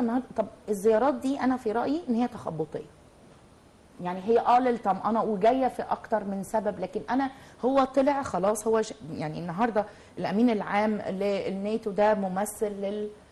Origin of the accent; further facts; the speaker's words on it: Egypt; في بلدنا